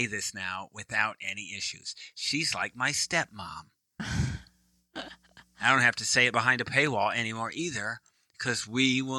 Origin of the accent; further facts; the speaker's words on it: Midwest, United States; also born or lived in East Coast; now in Texas, United States; I'm a Midwesterner, then East Coast, and now Texas.